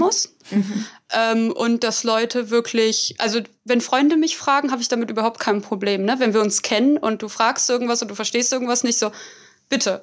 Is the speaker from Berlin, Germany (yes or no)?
yes; Berlin, Germany; ich komme aus Berlin, ich bin hier aufgewachsen